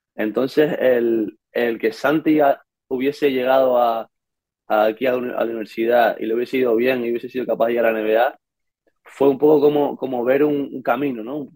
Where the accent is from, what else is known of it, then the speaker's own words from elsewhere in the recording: Canary Islands, Spain; moved away as an adult; now in Pittsburgh, United States; venimos de Canarias, de España